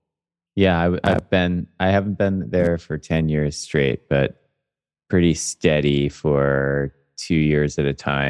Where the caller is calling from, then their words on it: Austin, Texas, United States; I'm checking in from Austin, Texas.